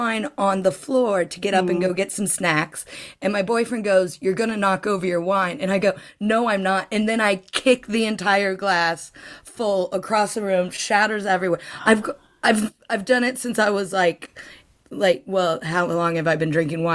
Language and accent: English; Ohio, United States; I grew up in Ohio